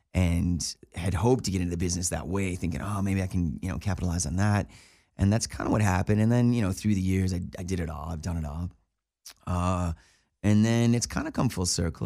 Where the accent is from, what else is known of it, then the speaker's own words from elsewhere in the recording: Buffalo, New York, United States; moved away as an adult; also born or lived in Cleveland; now in Los Angeles, United States; I grew up in Buffalo, New York